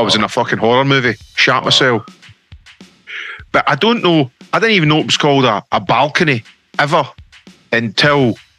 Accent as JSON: {"language": "English", "town": "Stevenage", "region": "East of England", "country": "United Kingdom", "tie": "born or raised there", "said": "I grew up in Stevenson Herks"}